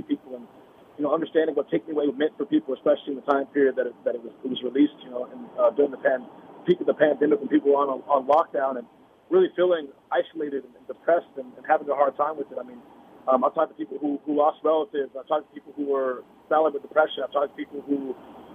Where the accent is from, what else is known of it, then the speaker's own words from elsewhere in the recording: Seattle, Washington, United States; came from my hometown, my home neighborhood